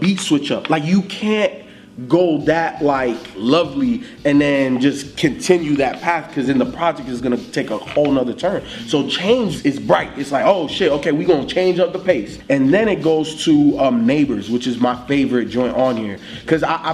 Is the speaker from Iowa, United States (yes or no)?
no; Miami, Florida, United States; I grew up in Miami